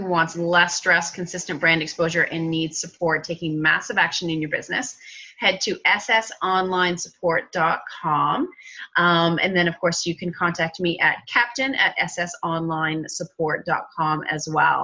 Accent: Canada; I'm Canadian

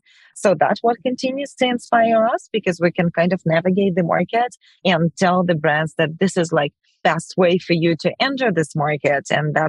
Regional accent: Ukraine; moved away; we're both Ukrainian. You probably know that we're coming from Ukraine

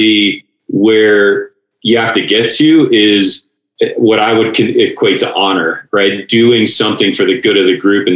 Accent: Pittsburgh, Pennsylvania, United States; moved away as an adult; I was a skinny little dork growing up in Pittsburgh.

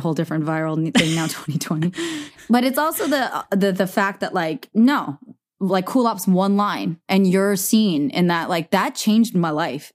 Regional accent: the Bay Area, California, United States; we're from the Bay, too

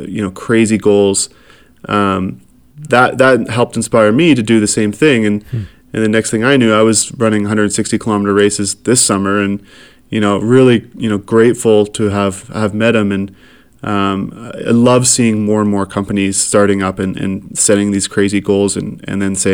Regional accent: Saskatchewan, Canada; moved away as an adult; also born or lived in Winnipeg; now in Calgary, Canada; I grew up in Saskatchewan and really proud to be from Saskatchewan

